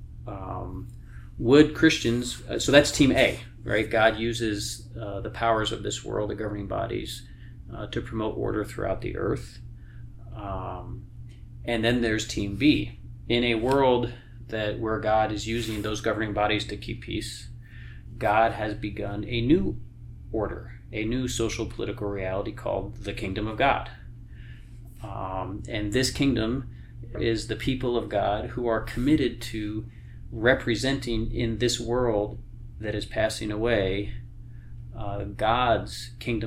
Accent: New York, United States; We're both from New York

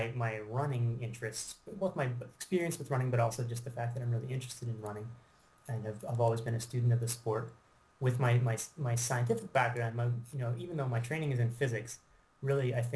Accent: Canada; also born or lived in Britain; I am from Canada

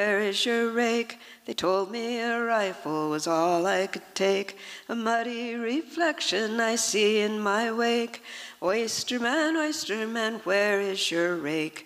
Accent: the Columbia River, Pacific Northwest, United States; I grew up on the Columbia

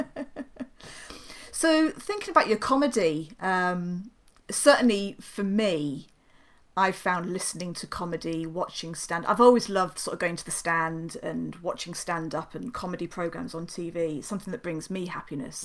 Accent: South of England, United Kingdom; moved away as an adult; now in Newcastle upon Tyne, United Kingdom; I'm a southern softie, so I'm still yeah, climatizing yeah. after 18 years

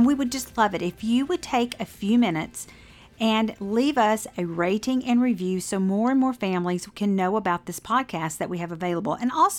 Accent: the South, United States; accent: Southern drawl; my Southern draw

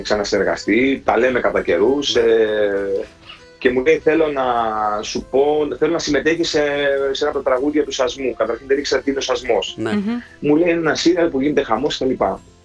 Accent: Herso, Central Macedonia, Greece; also born or lived in Germany; Εγώ ήμουν 8 χρονών έγινε αυτό. Στο χωριό μου που εγκατασταθήκαμε

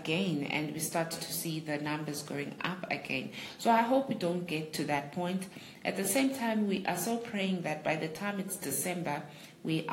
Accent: Ntabankulu, Eastern Cape, South Africa; Ngumxhosa, and my tribe, tribe yamaMpondo, and I'm from the Eastern Cape, in a town called Untabankulu, and that's where my heritage is

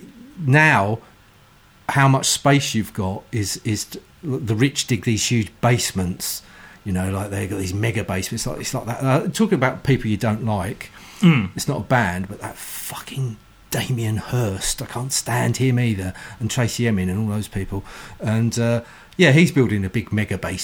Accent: London, United Kingdom; moved away as an adult; I was born in London. So I actually had to leave my hometown

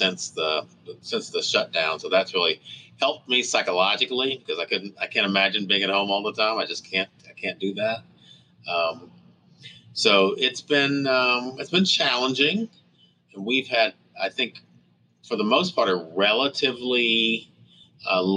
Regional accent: Fort Smith, Arkansas, United States; now in Tulsa, United States; my hometown where I went to high school, Fort Smith, Arkansas

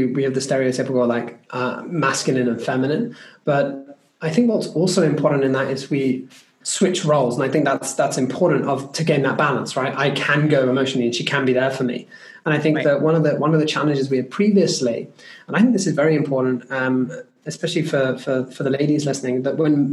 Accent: United Kingdom; As a British person

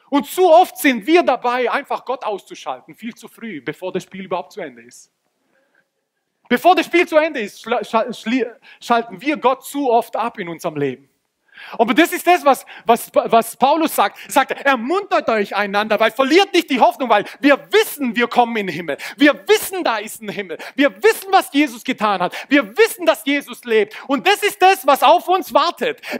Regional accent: Croatia; Im Halbfinale hat Kroatien, und ich bin Kroate, wer das nicht weiß

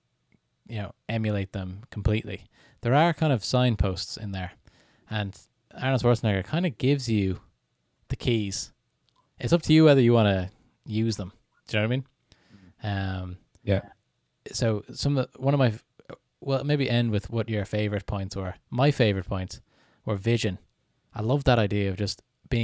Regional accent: Canada; I'm Canadian

